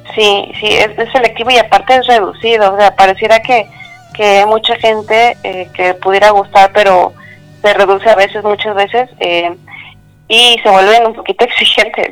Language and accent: Spanish; Tultepec, State of Mexico, Mexico; Yo soy originaria del Estado de México, nací en Tultepec